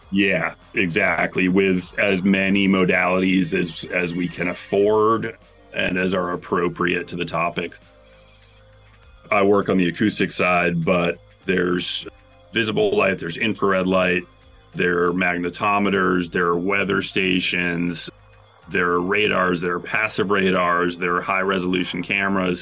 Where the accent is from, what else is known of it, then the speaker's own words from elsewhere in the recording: Bangor, Maine, United States; I grew up in Bangor, Maine, which is fairly north.